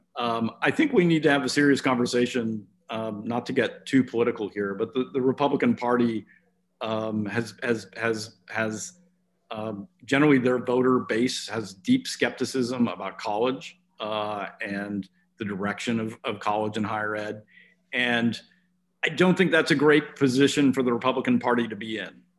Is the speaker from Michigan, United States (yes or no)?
no; Oregon, United States; my home state of Oregon